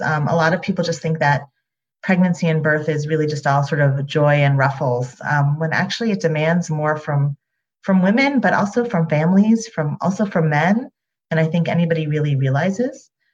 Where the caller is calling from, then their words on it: New York City, New York, United States; I am calling from Upper Manhattan